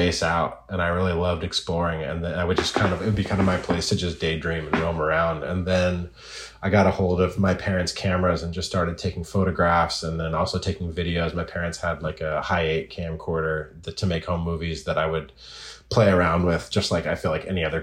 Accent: Oregon, United States; I grew up in Oregon, and I grew up in the woods.

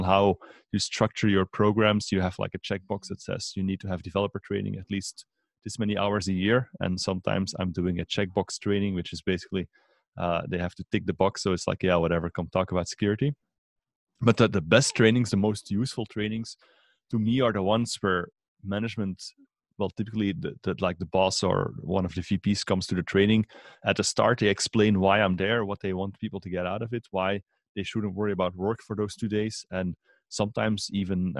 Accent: Belgium; from Belgium

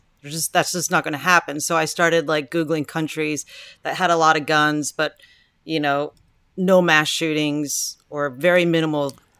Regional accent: Texas, United States; I'm from Texas also, where there's a lot of guns

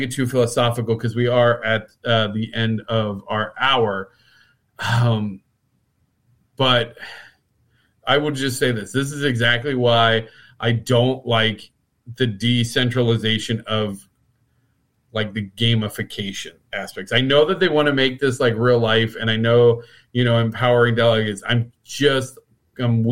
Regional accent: Midwest, United States; we're both from the Midwest

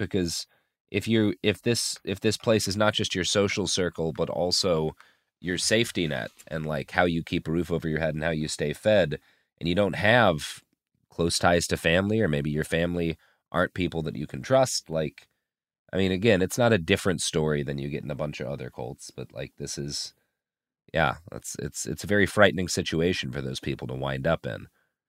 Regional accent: Texas, United States; With, I have to admit it as a Texan, the best barbecue in the South.

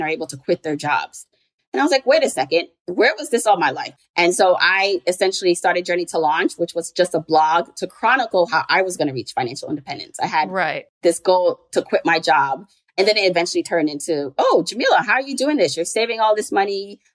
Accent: Jamaica; now in New York, United States; I'm an immigrant. I was born in Jamaica, the island, not the borough.

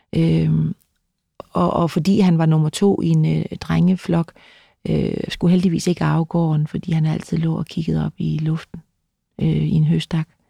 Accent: Løsning, Southern Denmark, Denmark; also born or lived in Vejle; jeg er født i, på Vejle, øh, et, et Sankt Maria Hospitalet i Vejle, som var sådan et, et sted, hvor der var nonner øh, der tog imod øh, mig. Øh, vi boede i en by, der hed Løsning

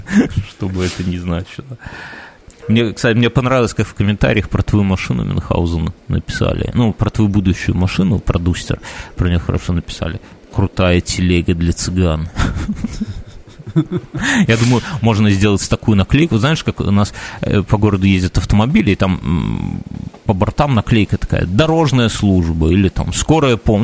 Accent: Belarus; мы, белорусы и поляки, по сути, в исторической какой-то перспективе, там взять там каких-нибудь 200, наверное, лет назад, это, в принципе, один народ был

